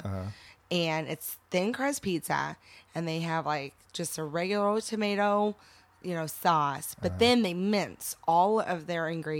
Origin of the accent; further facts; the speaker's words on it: Portland, Indiana, United States; I was born down in Portland, Indiana. I grew up on a farm.